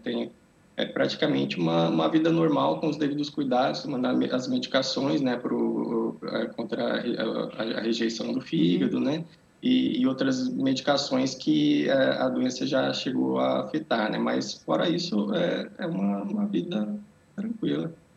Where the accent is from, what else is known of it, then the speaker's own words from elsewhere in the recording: Brazil; moved away as an adult; now in Portugal; eu nasci no Brasil, né? Vivi lá até é, 10 anos atrás, né? Que eu mais ou menos que eu mudei para cá.